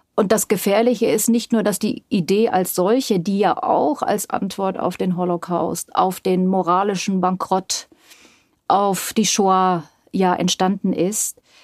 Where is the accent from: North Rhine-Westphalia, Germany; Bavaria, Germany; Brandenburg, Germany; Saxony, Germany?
Bavaria, Germany; also born or lived in Yugoslavia; ich bin in Bayern aufgewachsen